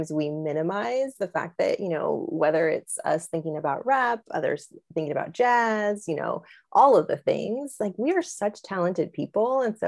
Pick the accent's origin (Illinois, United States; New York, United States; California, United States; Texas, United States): California, United States; San Francisco Bay Area; moved away; I'm from the Bay Area and I've been back in the Bay Area appreciating it so much.